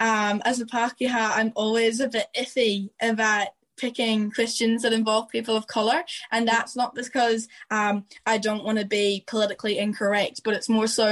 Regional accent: Ireland; people won't recognise that I'm a migrant until I've told them that I'm Irish, which is also a bit of a weird space to be in.

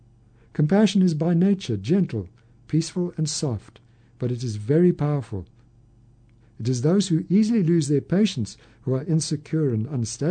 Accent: California, United States; now in Idaho, United States; It's interesting because I grew up in California. California has its own separate reputation in the country.

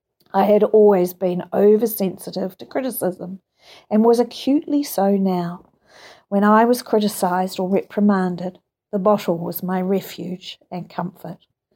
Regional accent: Kansas, United States; I was raised in Kansas, the only child of loving parents who just drank socially.

